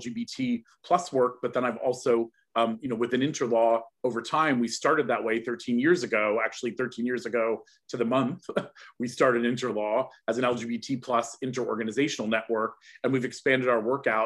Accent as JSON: {"language": "English", "town": "Cincinnati", "region": "Ohio", "country": "United States", "tie": "born or raised there", "moved": "as an adult", "lives_now": "United Kingdom", "said": "I was born in Cincinnati, Ohio. I'm originally American. I'm now also British"}